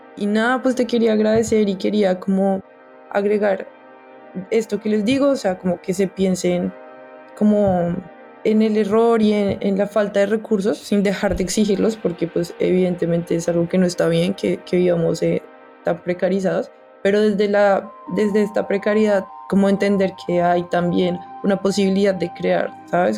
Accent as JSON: {"language": "Spanish", "country": "Colombia", "said": "porque soy colombiano"}